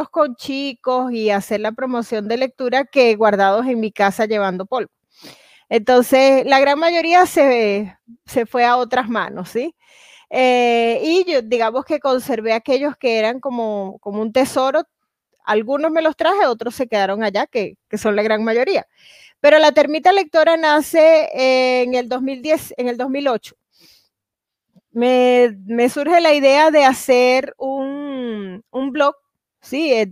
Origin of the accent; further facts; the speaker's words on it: Venezuela; moved away as an adult; cuando me vine de, de Venezuela, solo pude traer algunos libros y realmente ha sido muy difícil para mí volver para traer otras cosas.